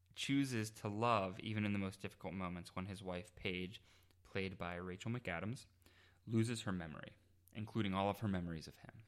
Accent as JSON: {"language": "English", "town": "Pittsburgh", "region": "Pennsylvania", "country": "United States", "said": "I'm from Pittsburgh"}